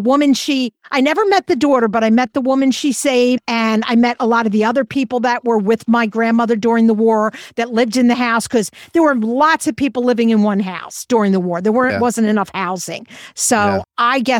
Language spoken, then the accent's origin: English; Germany; And I'm from Germany, so I have German relatives.